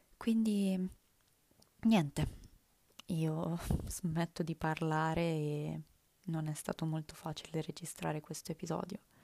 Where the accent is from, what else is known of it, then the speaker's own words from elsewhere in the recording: Italy; first language Italian; L'italiano è la mia lingua madre